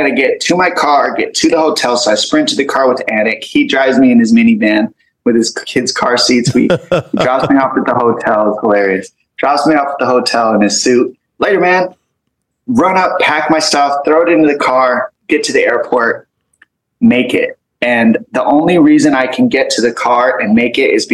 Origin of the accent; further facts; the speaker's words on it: Tucson, Arizona, United States; he's from my hometown